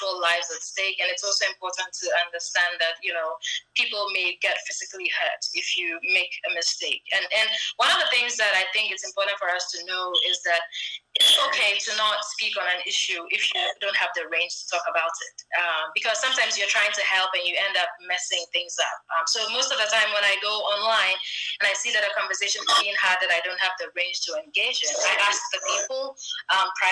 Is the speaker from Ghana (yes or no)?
yes; northern Ghana, Ghana; as a Ghanaian who's a Ghana from northern Ghana